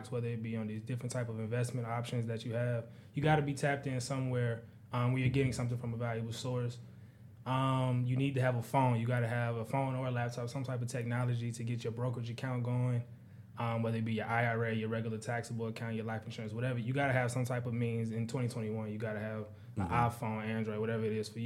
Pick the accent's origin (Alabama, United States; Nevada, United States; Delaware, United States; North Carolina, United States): North Carolina, United States; Charlotte; also born or lived in Virginia Beach, Virginia / Fayetteville, North Carolina; primarily through elementary school up, it's been in Charlotte